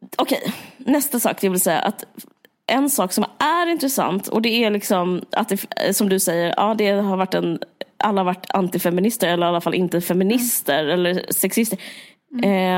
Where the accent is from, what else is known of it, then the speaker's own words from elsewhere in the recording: Sweden; vi är ju svenskar